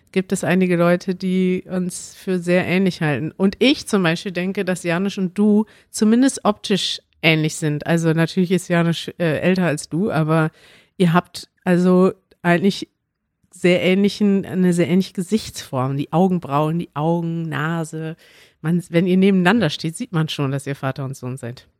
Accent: Münster, North Rhine-Westphalia, Germany; now in Berlin, Germany; meine Heimat ist Münster, weil ich da aufgewachsen bin und immer gelebt habe

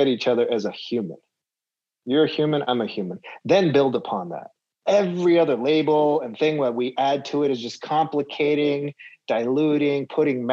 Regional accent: Los Angeles, California, United States; in my hometown

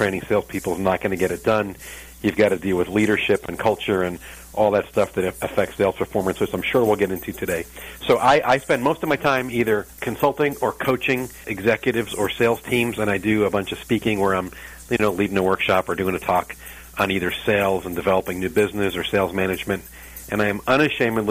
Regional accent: New York, United States; moved away as an adult; now in St. Louis, United States; I'm from New York. And I've been in St. Louis over 20 years

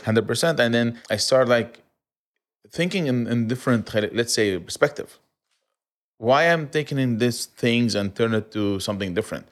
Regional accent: Aleppo, Aleppo Governorate, Syria; also born or lived in Kuwait; now in Dubai, United Arab Emirates; I'm from Aleppo.

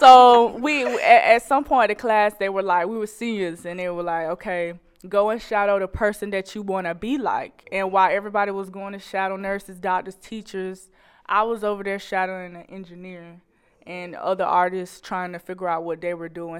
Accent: Macon, Georgia, United States; moved away as an adult; now in Fayetteville, United States; I'm coming from Macon, Georgia.

